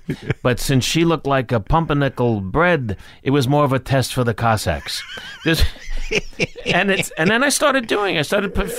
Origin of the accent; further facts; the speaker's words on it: Long Beach, New York, United States; he came into an Italian restaurant in my hometown. {S0} Which was? {S1} Long Beach, Long Island.